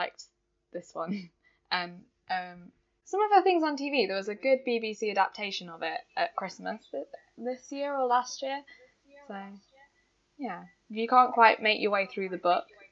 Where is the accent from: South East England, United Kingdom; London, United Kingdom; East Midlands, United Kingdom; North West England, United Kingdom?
East Midlands, United Kingdom; Derbyshire; I'm from Derbyshire